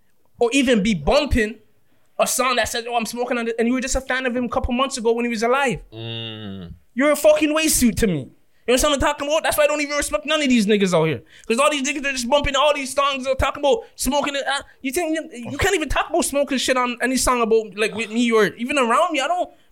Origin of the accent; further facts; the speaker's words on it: Toronto, Ontario, Canada; we're from Toronto.